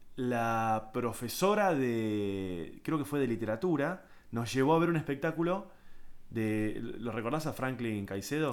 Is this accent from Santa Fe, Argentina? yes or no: no; San Isidro, Buenos Aires Province, Argentina; yo me crié en San Isidro, rugby, eh, colegio de eh, doble escolaridad, inglés, zona norte